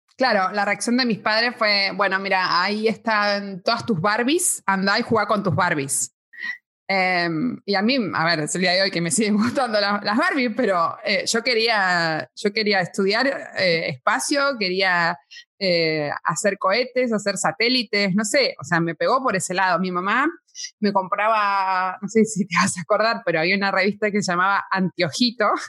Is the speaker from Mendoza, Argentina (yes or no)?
no; Buenos Aires, Argentina; now in Spain; Soy argentina, nací en Buenos Aires, en la preciosa ciudad de Buenos Aires.